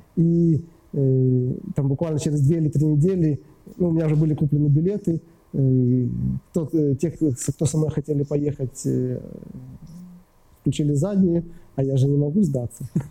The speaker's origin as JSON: {"language": "Russian", "country": "Ukraine"}